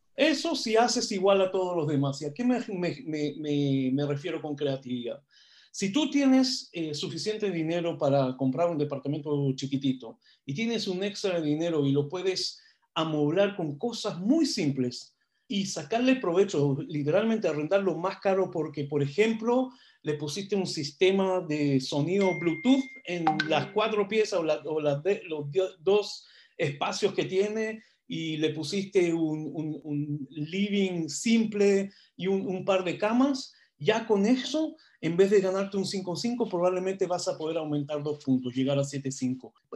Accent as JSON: {"language": "Spanish", "country": "Israel", "moved": "yes", "lives_now": "Chile", "said": "yo no soy chileno, soy israelí yo"}